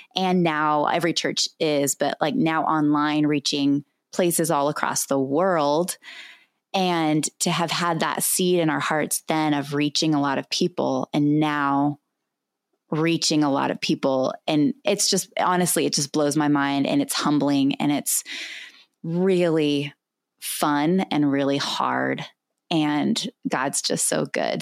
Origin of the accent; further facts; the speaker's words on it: California, United States; moved away as an adult; also born or lived in Albuquerque, New Mexico; I was born and raised in California